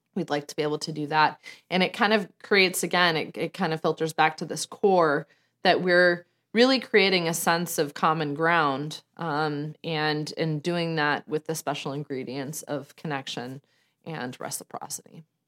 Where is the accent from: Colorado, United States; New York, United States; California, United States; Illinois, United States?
Colorado, United States; Denver; moved away; I was born and raised in Denver, Colorado, just outside of Denver, Colorado